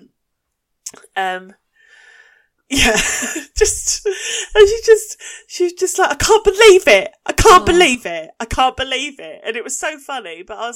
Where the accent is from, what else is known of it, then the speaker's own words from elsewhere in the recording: Essex, East of England, United Kingdom; accent: Essex; this is also how I sound with my Essex accent